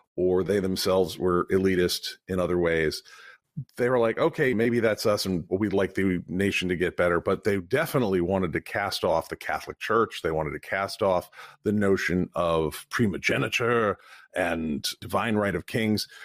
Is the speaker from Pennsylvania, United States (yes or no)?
no; Vermont, United States; I'm from Vermont